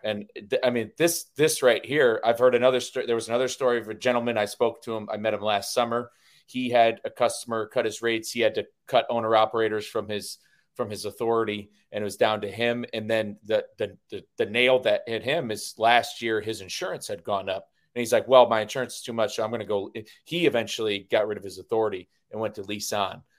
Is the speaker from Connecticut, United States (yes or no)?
yes; Connecticut, United States; I'm from Connecticut, Hartford's the insurance capital of the world